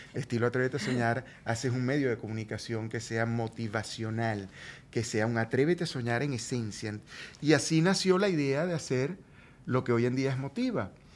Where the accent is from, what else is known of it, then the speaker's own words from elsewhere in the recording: Venezuela; moved away as an adult; now in Miami, United States; vino mi familia de Venezuela